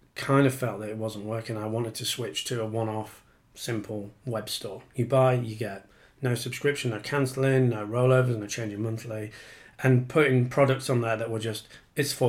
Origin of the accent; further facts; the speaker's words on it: Yorkshire and the Humber, United Kingdom; moved away as an adult; now in Penge, London, United Kingdom; I'm from Yorkshire, as you might be able to hear, but I'm 11 years now a Pengeite